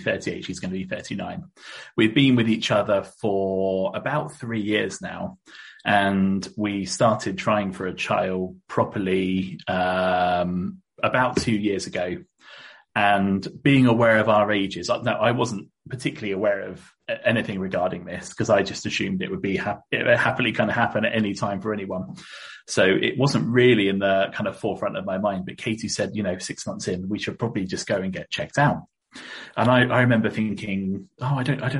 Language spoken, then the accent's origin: English; Reading, South East England, United Kingdom; I was born in Reading, which is kind of down south, just east of London